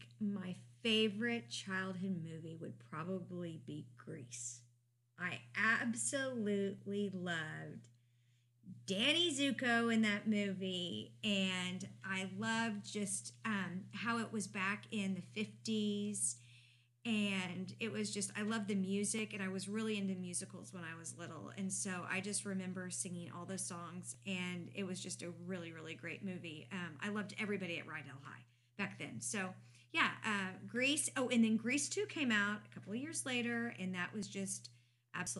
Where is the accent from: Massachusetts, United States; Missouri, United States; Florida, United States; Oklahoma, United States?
Oklahoma, United States; Oklahoma City; I grew up in North Quail Creek in Oklahoma City